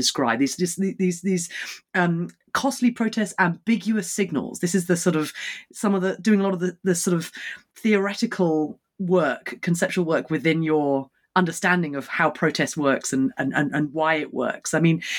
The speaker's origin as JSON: {"language": "English", "country": "United Kingdom", "said": "as a Brit"}